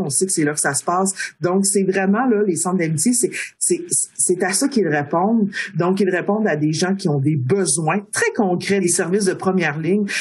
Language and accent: French; Baie-Comeau, Quebec, Canada; moved away; also born or lived in Pessamit / Wendake; moi je suis née euh, à Bécomo, euh, j'ai grandi à Bécomo en partie